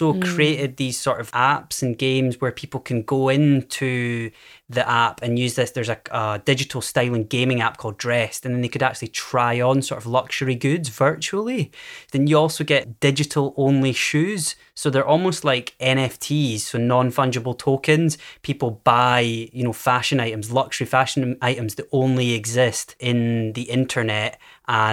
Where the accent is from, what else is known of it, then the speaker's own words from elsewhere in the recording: near Innerleithen and Galashiels, Scotland, United Kingdom; Innerleithen, which is not far from my hometown and not far from Gala Shields at all